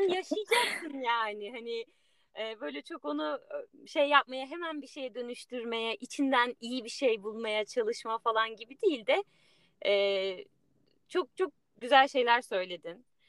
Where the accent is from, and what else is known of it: Turkey; moved away